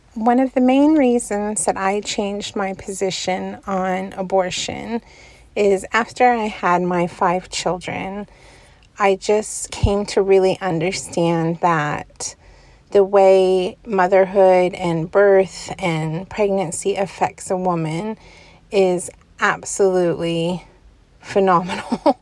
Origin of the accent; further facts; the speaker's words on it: California, United States; moved away as an adult; I spent most of my life in California